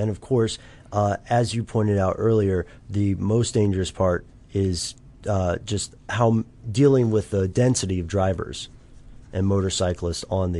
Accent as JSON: {"language": "English", "country": "United States", "accent": "American", "said": "it's our American accents."}